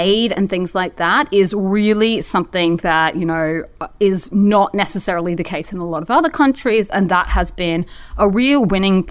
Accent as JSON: {"language": "English", "town": "Brisbane", "region": "Queensland", "country": "Australia", "tie": "born or raised there", "moved": "yes", "said": "Brisbane, in case you don't know already, is actually where I was born. It's my hometown."}